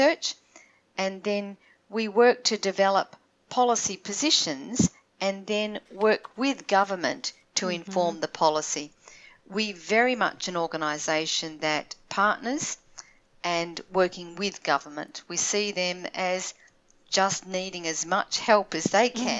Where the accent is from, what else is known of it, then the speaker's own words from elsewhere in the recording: Australia; now in Toronto, Canada; I'm an Australian living in Toronto